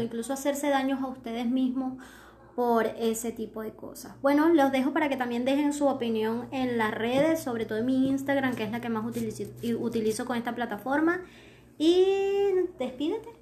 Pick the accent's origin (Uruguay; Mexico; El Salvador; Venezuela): Venezuela; ciertos términos que utilizamos los venezolanos